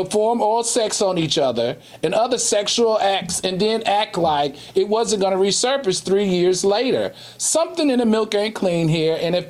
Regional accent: Virginia, United States; I'm from Virginia

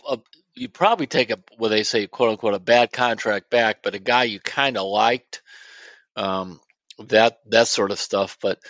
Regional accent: Cleveland, Ohio, United States; now in Akron, United States; I grew up in Cleveland. I've lived in Akron since the middle 80s

